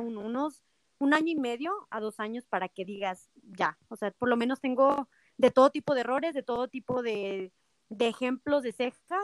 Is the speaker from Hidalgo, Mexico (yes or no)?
no; Nochistlán, Zacatecas, Mexico; also born or lived in Guadalajara / United States; now in Aguascalientes, Mexico; Yo soy de Nochistlán, Zacatecas